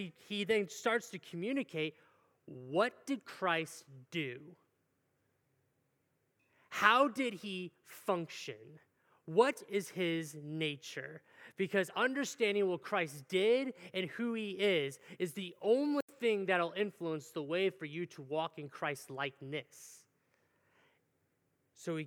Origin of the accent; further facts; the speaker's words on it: Cleveland, Ohio, United States; moved away; I'm from Cleveland area